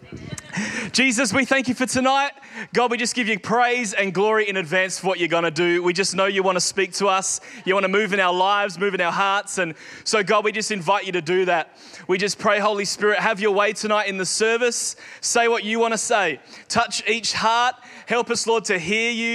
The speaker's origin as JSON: {"language": "English", "country": "Australia", "tie": "born or raised there", "said": "growing up in Australia"}